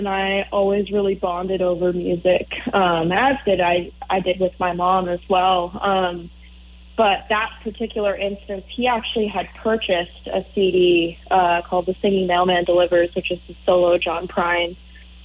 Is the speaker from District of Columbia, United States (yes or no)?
no; Morrison, Colorado, United States; moved away; I'm from Morrison, Colorado originally, which is where Red Rocks Amphitheater is